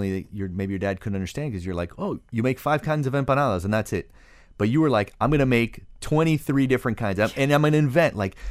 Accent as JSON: {"language": "English", "town": "Miami", "region": "Florida", "country": "United States", "tie": "born or raised there", "said": "all these different cultural ingredients that we grew up with here in Miami."}